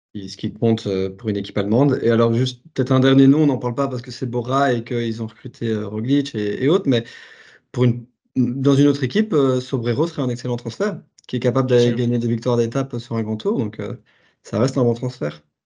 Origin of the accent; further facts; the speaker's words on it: Belgium; en tant que Belge